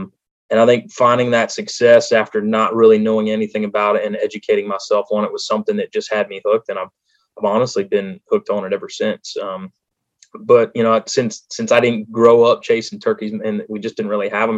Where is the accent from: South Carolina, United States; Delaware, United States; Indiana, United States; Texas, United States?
Delaware, United States; there really wasn't a lot of opportunity for other stuff around where I was growing up in Delaware.